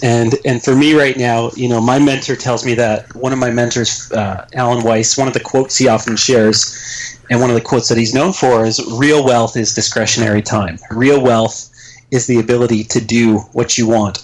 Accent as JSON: {"language": "English", "country": "Canada", "said": "I'm Canadian"}